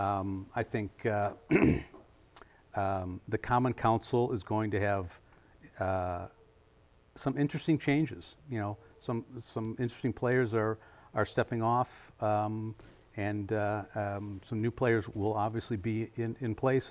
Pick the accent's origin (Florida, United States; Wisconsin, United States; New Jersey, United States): Wisconsin, United States; Madison; also born or lived in Washington, D.C.; I was born and raised here in Madison